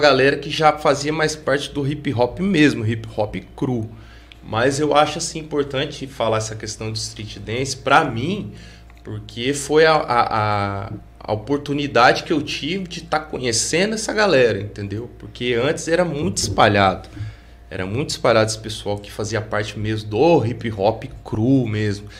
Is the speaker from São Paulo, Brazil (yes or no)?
no; Pouso Alegre, Minas Gerais, Brazil; eu ficava muito ali no meu bairro, que eu cresci e nasci no Santo Antônio